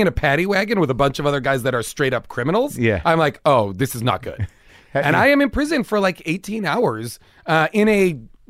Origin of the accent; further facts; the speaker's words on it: United States; I'd be like waving my passport, being like, I'm American.